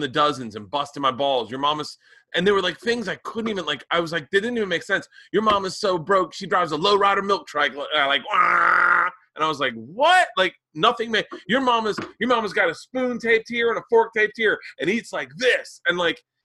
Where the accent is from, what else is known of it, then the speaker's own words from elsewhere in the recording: the South, United States; I grew up in the South